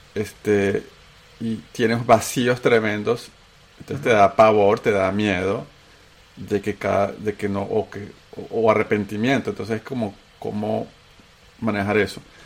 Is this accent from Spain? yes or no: no; Venezuela; accent: Venezuelan; moved away as an adult; also born or lived in Antioquia, Colombia / Bogotá, Colombia / Chile / United States; tengo acento venezolano, porque soy un paisa que sus papás se lo llevaron de tres años a Venezuela